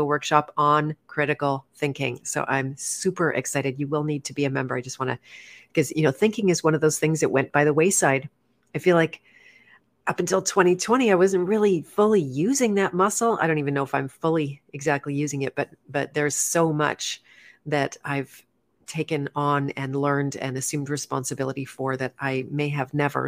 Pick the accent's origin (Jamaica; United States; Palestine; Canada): Canada; growing up in Canada